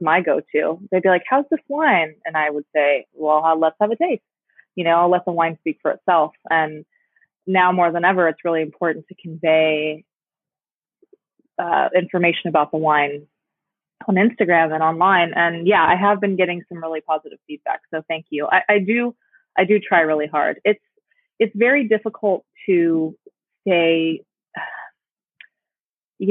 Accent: Palm Springs, California, United States; my hometown in Palm Springs

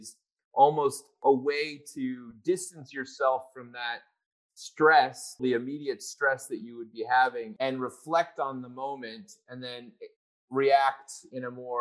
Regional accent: Chicago, Illinois, United States; moved away; When I was younger, I lived in Chicago. I'm originally from Chicago

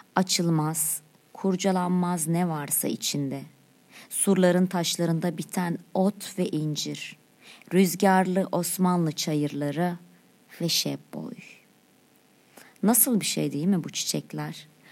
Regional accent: Çivril, Denizli, Turkey; Benim memleketim. Neresi?" Denizli'nin Çivreli ilçesi

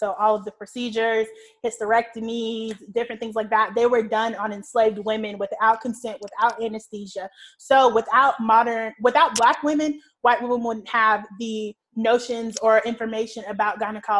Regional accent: the South, United States; Because like, we're from the South, the Deep South, the Bible Belt, and people are like, abstinence only.

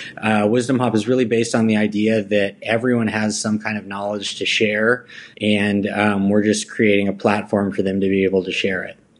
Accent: Plano, Texas, United States; also born or lived in Los Angeles, California; I grew up in the Dallas area, North Dallas, uh, West Plano

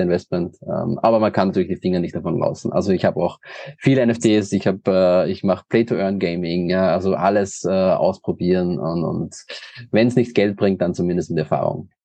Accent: Linz, Upper Austria, Austria; ich komme aus Österreich, äh, nicht aus Wien, sondern aus dem in Deutschland am nächsten gelegenen Hauptstadt Linz, also aus Oberösterreich

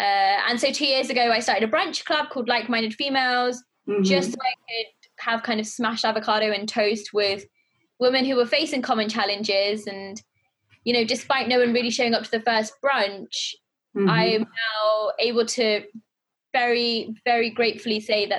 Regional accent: Pakistan; being a Pakistani girl, I had a quite strict upbringing.

